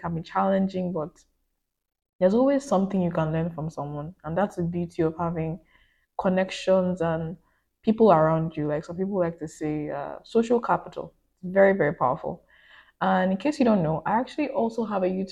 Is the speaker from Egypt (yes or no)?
no; Nigeria; moved away as an adult; now in United States; I'm from Nigeria